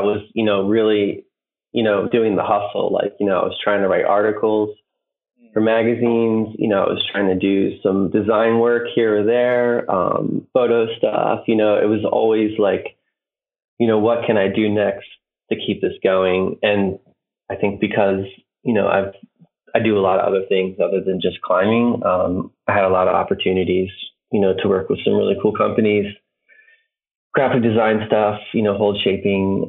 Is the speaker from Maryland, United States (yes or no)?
yes; Maryland, United States; I'm from the East Coast, Maryland, which there's not a ton of climbing outside